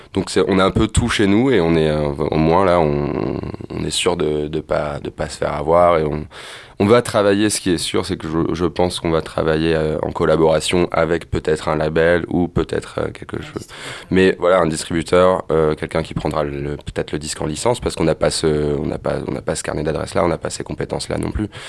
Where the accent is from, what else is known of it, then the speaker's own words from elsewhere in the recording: Amiens, Hauts-de-France, France; on a grandi ensemble à Amiens